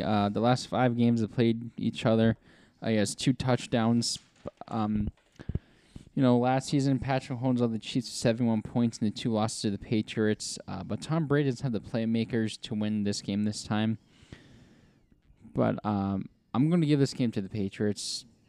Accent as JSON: {"language": "English", "region": "England", "country": "United Kingdom", "said": "The Jaguars. I'm from England."}